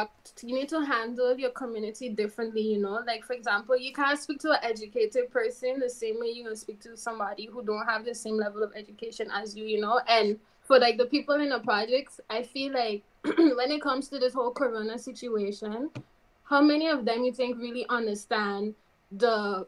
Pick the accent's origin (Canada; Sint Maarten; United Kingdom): Sint Maarten; I grew up in Dutch Quarter.